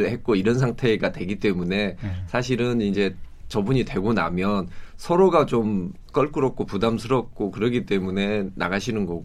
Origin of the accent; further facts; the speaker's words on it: Suncheon, South Jeolla, South Korea; moved away; 제가 고향이 순천인데